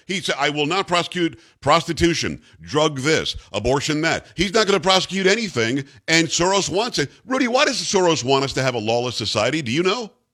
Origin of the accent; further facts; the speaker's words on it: Suffolk County, New York, United States; also born or lived in Albany, New York; I'm from Suffolk County, I'm from Metro New York originally